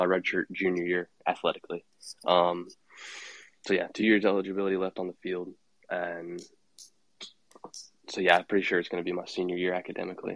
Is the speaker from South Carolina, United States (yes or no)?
no; Fuquay-Varina, North Carolina, United States; a small town 20 minutes outside of Raleigh called Fuquay Varina. I went to high school there